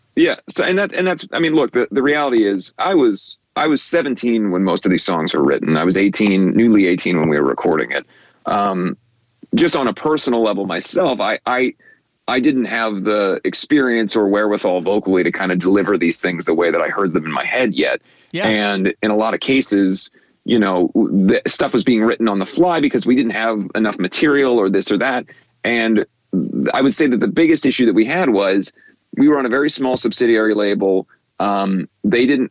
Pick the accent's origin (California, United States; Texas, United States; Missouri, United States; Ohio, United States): Ohio, United States; Cincinnati; we did not have an NBA team uh, growing up in Cincinnati